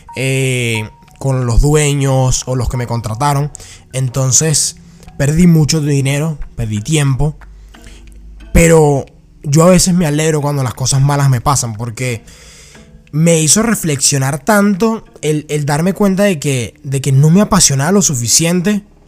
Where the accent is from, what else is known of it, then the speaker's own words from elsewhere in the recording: Venezuela; moved away; Yo viví en Venezuela, que me crié en Venezuela